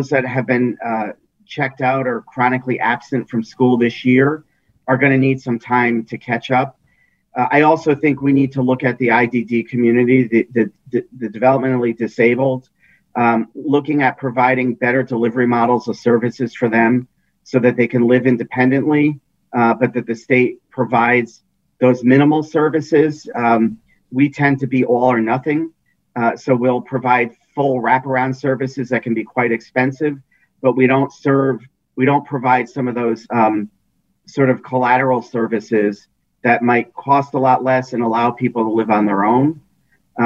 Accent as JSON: {"language": "English", "region": "Connecticut", "country": "United States", "tie": "born or raised there"}